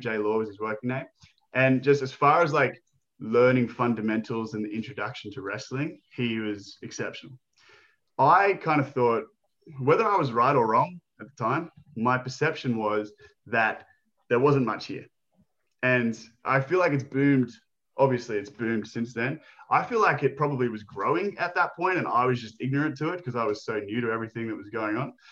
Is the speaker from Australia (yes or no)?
yes; Australia; I'm Aussie.